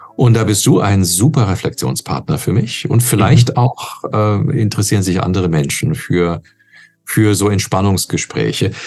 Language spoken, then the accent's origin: German; Canada; now in Germany; als äh, Kanadier ursprünglich